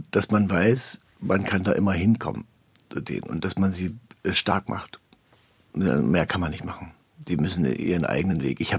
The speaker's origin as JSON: {"language": "German", "country": "Germany", "said": "Das ist, das ist unsere deutsche Prägung. Da kommen wir nicht raus. Wir sind keine Italiener"}